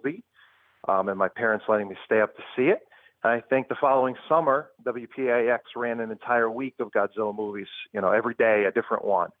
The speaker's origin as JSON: {"language": "English", "town": "Trumbull", "region": "Connecticut", "country": "United States", "tie": "born or raised there", "also_born_or_lived": "Bridgeport, Connecticut", "said": "I was born in Bridgeport and eventually moved to Trumbull"}